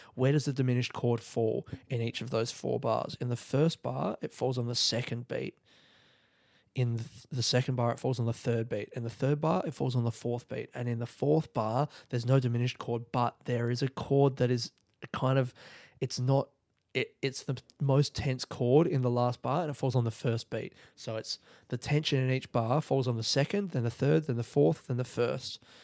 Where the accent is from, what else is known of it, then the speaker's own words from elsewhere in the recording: South Australia, Australia; moved away; I'm in South Australia and it's, like, home.